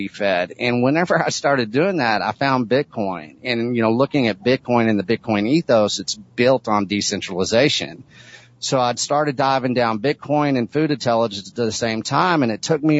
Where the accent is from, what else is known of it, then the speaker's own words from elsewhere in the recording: Texas, United States; a seventh generational agricultural person in the state of Texas